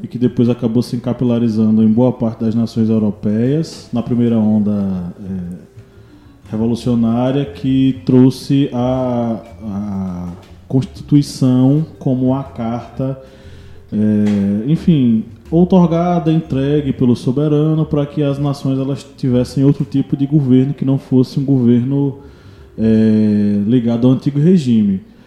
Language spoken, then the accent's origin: Portuguese; Brazil